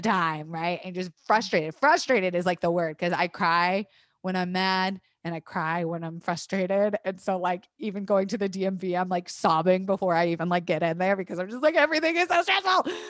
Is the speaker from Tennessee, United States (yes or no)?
no; Tampa, Florida, United States; moved away; I grew up in Florida. I went to public school in Florida